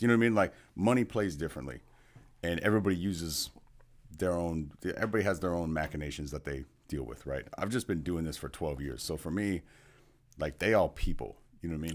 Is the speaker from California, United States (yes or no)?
yes; California, United States; also born or lived in Seattle; now in Kansas City, United States; I'm from California originally